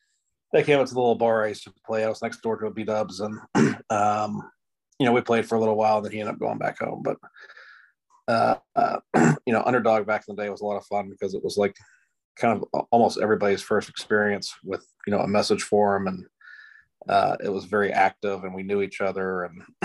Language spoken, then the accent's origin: English; Jacksonville, Florida, United States; moved away; I'm from Jacksonville.